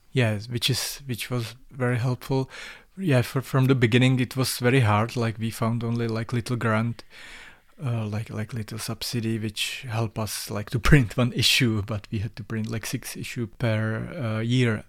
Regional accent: Czechia; English is a second language; moved away as an adult; also born or lived in Ústí nad Labem; now in Prague, Czech Republic; I'm from Czech Republic. Uh, I was born in Southwest, uh, of Bohemia, but I'm living in Prague for a while.

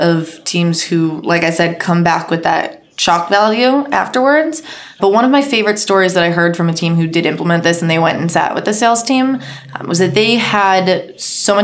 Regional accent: Boston, Massachusetts, United States; moved away as an adult; now in Sydney, Australia; I'm from Boston originally

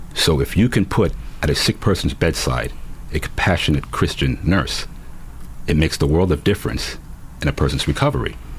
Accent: New York City, New York, United States; I continued to do things that kids growing up in New York City

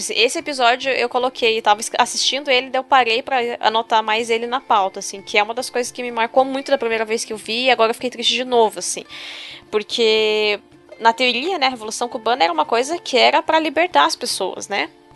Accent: Brazil; O brasileiro acha que Sim. o latino é o outro, é o, o que fala espanhol, é o mexicano. E não, gente, a gente é latino hum, também.

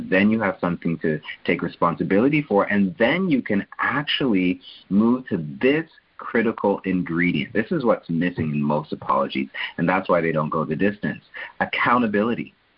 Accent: Canada; I'm a Canadian

